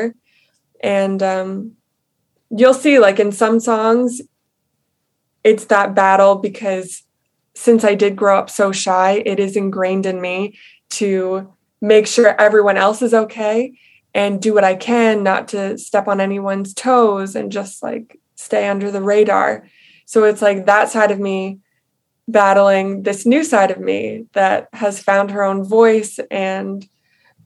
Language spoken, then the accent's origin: English; Long Island, New York, United States; now in Queens, United States; I grew up on Long Island.